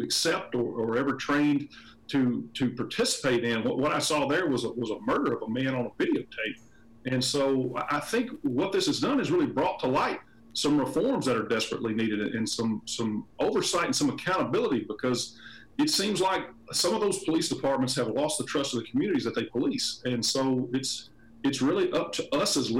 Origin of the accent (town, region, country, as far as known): Kentucky, United States; born or raised there